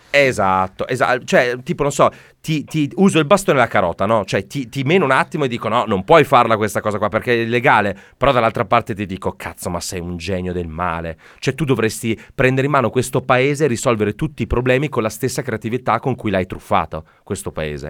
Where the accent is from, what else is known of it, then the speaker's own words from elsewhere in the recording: Veneto, Italy; lo dico veramente da Veneto